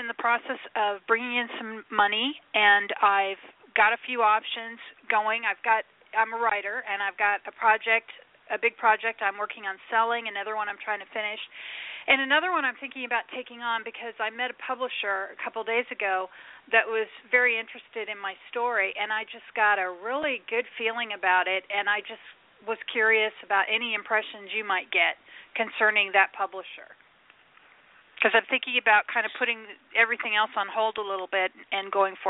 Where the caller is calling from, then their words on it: Nebraska, United States; I'm in Nebraska.